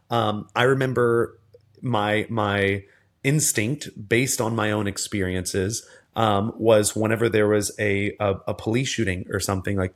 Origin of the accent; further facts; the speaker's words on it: the South, United States; I remember as a as a kid and as a teenager, again growing up in the South with a parent who's a police officer, a brother's who's a police officer.